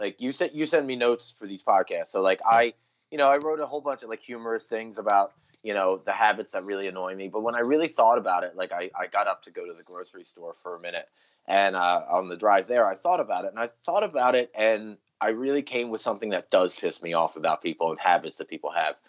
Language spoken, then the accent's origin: English; New Jersey, United States; moved away as an adult; also born or lived in Philadelphia, Pennsylvania; I was actually born in Philadelphia, and I think raised there till I was like eight or nine, and then I moved to Jersey till I was eighteen